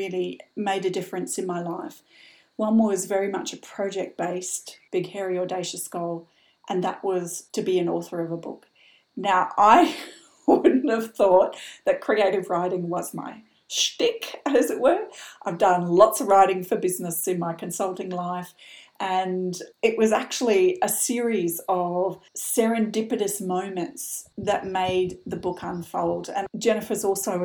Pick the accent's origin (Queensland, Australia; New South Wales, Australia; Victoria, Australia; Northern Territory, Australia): Queensland, Australia; Brisbane; moved away as an adult; also born or lived in Sydney / London; my hometown, which for those of you from Australia listening, was Brisbane in the mid-80s